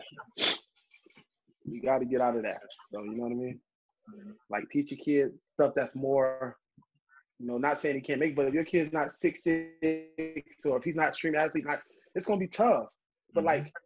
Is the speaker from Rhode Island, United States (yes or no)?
no; Miami, Florida, United States; I grew up in Miami